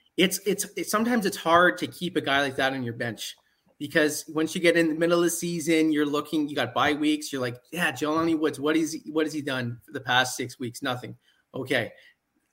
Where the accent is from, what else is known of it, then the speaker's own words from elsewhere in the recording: Ottawa Valley, Ontario, Canada; moved away; I guess originally I'm from the Ottawa Valley area, so it'd probably be Ottawa